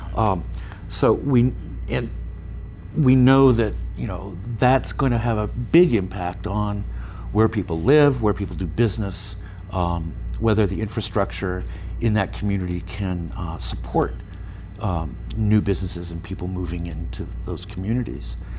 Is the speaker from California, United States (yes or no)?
yes; San Francisco Bay Area, California, United States; where I grew up in the Bay Area